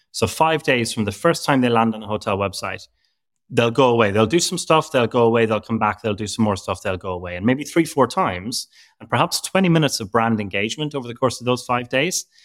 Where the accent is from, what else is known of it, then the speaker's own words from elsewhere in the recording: Ireland; now in London, United Kingdom; I'm from Ireland, but I live in London